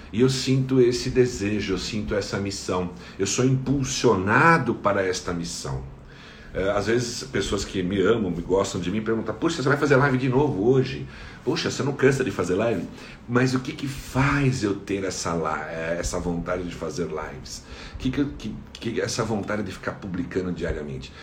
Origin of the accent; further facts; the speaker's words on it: São Paulo, Brazil; Sou aqui da cidade de São Paulo